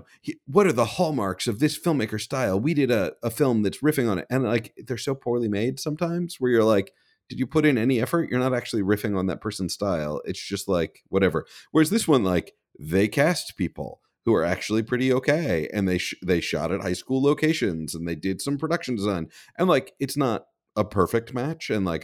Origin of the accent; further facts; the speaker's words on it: Midwest, United States; I'm from the Midwest.